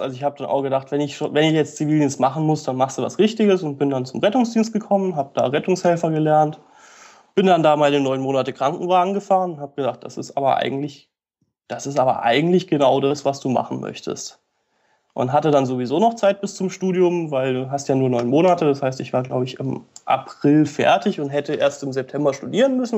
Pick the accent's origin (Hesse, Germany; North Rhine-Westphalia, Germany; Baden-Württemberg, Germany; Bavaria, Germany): Baden-Württemberg, Germany; Upper Black Forest; moved away as an adult; now in Lithuania; ich komme aus dem Hochschwarzwald, das ist passenderweise Südwestdeutschland